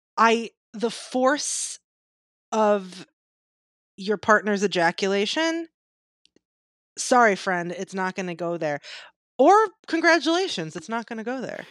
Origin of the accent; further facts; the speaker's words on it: Michigan, United States; my home state, Michigan